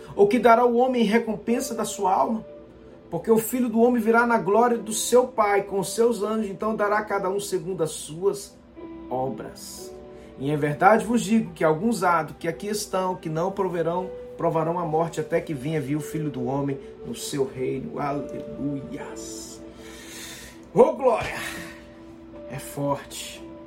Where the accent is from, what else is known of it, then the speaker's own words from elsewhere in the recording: Aracati, Ceará, Brazil; moved away; diretamente de Aracati, lá no Ceará, minha terrinha boa. Breve, se Deus quiser, estaremos aí visitando a nossa família